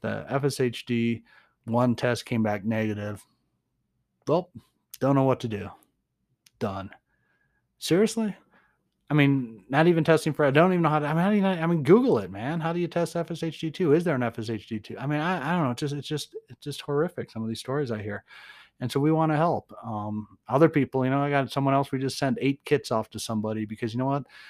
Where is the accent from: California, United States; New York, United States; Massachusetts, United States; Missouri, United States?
Massachusetts, United States; Boston; now in Nevada, United States; I'm from Boston